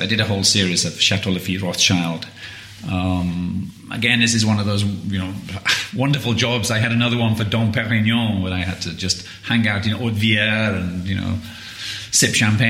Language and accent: English; Widnes, North West England, United Kingdom; also born or lived in London; now in United States; I'm from Widnes, yes.